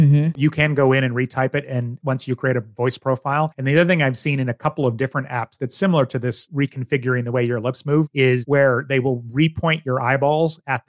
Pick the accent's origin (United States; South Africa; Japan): Japan; born there; since I was born in Japan, but do not speak Japanese